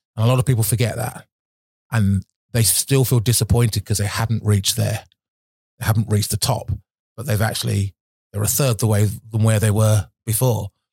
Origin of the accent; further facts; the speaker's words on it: Milton Keynes, South East England, United Kingdom; used to live in Milton Keynes. I was born in Milton Keynes